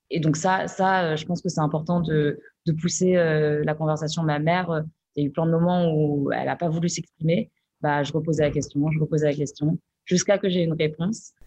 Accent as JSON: {"language": "French", "country": "France", "tie": "born or raised there", "said": "Nous, on est nés ici. Donc, du coup, on a aussi cette galère de se dire, mais en fait, euh, je suis française"}